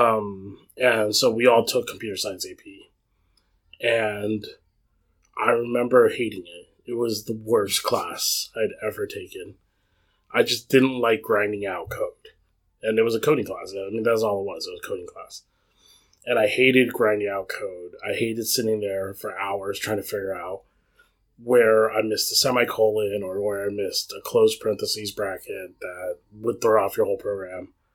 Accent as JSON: {"language": "English", "town": "Cupertino", "region": "California", "country": "United States", "tie": "born or raised there", "said": "I grew up in the Cupertino area"}